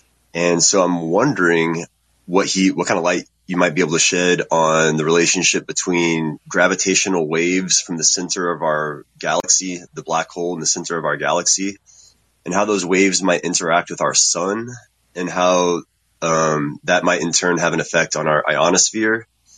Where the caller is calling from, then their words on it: Texas, United States; What's up, Space Cadets? I'm from Texas.